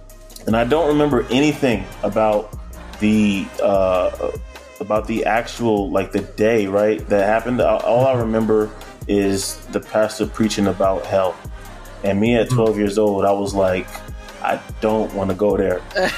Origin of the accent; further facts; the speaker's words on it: Newark, New Jersey, United States; also born or lived in Irvington, New Jersey / Maplewood, New Jersey; I was born in Newark, raised in Irvington and also Maplewood area within the first 5 years of my life. Wow. Always been to church my entire life. My mom, I come from a family basically of churchgoers.